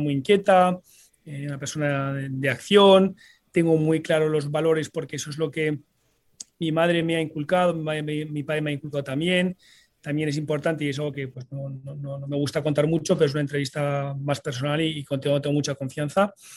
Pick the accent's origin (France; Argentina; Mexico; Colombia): France; Paris, Île-de-France; also born or lived in Sant Boi de Llobregat, Barcelona, Spain; nos tocó pues emigrar eh, a París, donde yo me crié, me formé